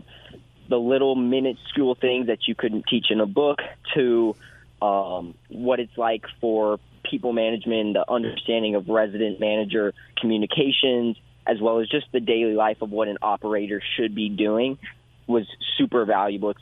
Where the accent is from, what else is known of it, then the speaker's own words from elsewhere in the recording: Houston, Texas, United States; I grew up in Houston, so my market is greater Houston